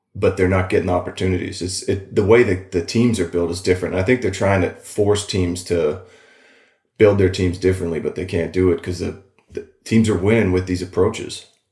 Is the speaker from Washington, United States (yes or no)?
yes; Walla Walla, Washington, United States; moved away as an adult; also born or lived in Seattle; I'm out in Walla Walla, my hometown